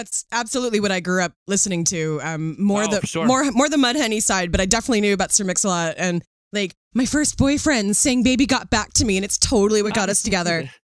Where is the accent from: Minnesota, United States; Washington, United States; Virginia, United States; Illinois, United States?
Washington, United States; Seattle; I'm the one from Seattle.